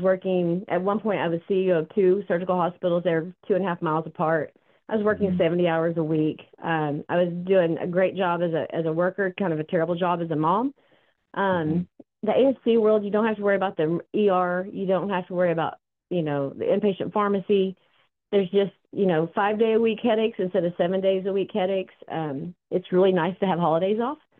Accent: Oklahoma, United States; now in Austin, United States; I'm from Oklahoma originally

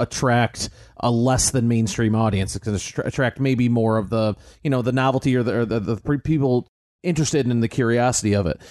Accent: United States; as the American on the show

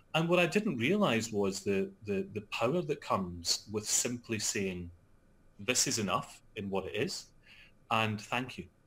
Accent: Scotland, United Kingdom; also born or lived in London; I'm Scottish

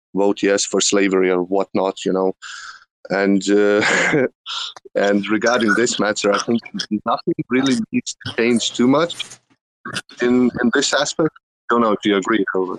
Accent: Lithuania; I'm from Lithuania, not from Russia

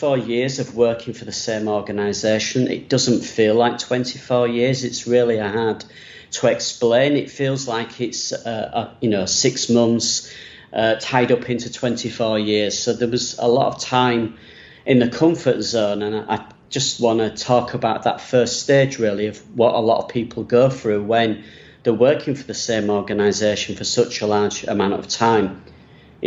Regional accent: Leeds, Yorkshire and the Humber, United Kingdom; accent: northern English; moved away as an adult; I'm from Leeds in England, which is northern England, about 2.5 hours away from London. So I do have a very northern English accent

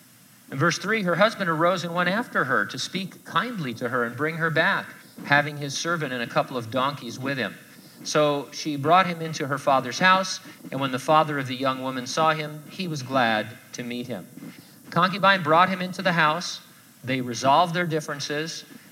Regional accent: San Bernardino, California, United States; I grew up in San Bernardino. I lived there my whole life, and we were going to an event.

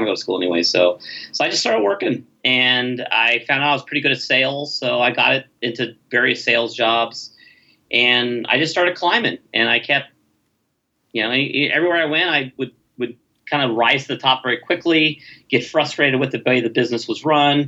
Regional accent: Los Angeles, California, United States; now in Dallas, United States; I grew up in Canoga Park

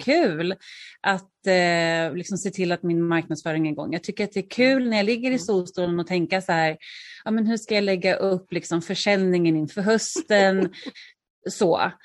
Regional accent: Örebro, Örebro County, Sweden; moved away as an adult; also born or lived in Stockholm; now in Örebro, Sweden; flytta till Örebro som är min hemstad

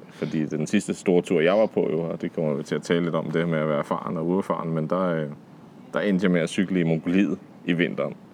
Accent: Denmark; hjemme i Danmark, hvor vi har cykelstier og sådan noget

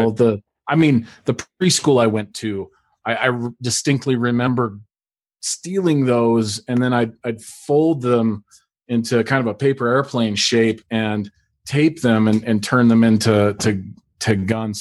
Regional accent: Alaska, United States; I grew up in Alaska

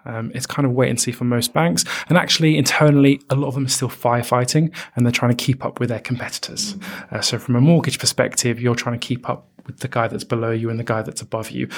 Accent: United Kingdom; we're British

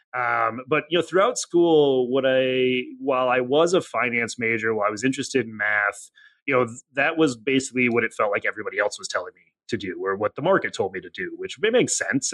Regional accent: Janesville, Wisconsin, United States; moved away as an adult; now in Cincinnati, United States; came here for school, but actually grew up in uh, Janesville, Wisconsin, a relatively small town

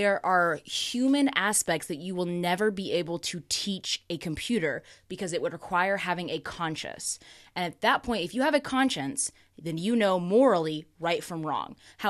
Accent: Oklahoma, United States; The Oklahoman in me.

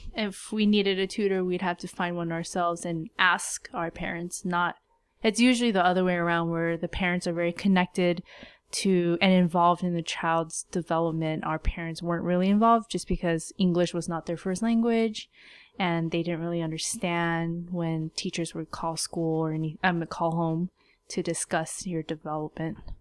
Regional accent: United States; we were raised in America

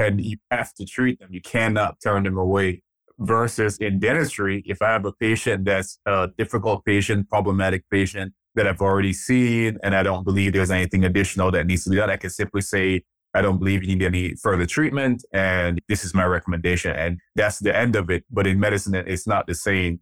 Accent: Jamaica; also born or lived in Nigeria; now in United States; I'm actually Nigerian. I was born in Nigeria. Um, my dad left Nigeria when I was about three years old. We moved to Jamaica, and we lived there for, uh, most of my early childhood years

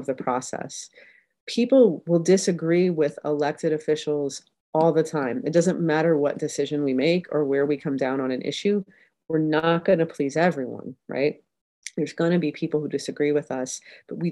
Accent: Columbus, Ohio, United States; I'm from Columbus, Ohio

